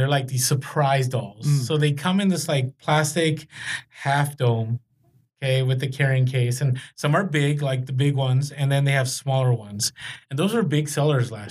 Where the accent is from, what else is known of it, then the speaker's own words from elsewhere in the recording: Bay Area, California, United States; I grew up in the Bay Area